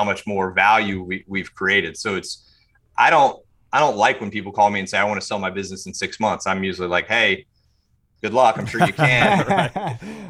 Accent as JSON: {"language": "English", "town": "Charlotte", "region": "North Carolina", "country": "United States", "tie": "born or raised there", "also_born_or_lived": "Mint Hill", "said": "I grew up here in Charlotte"}